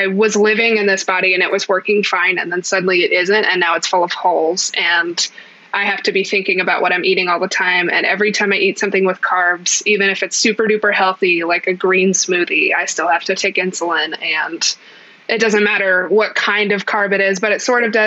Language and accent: English; United States; I'm technically an American with a disability.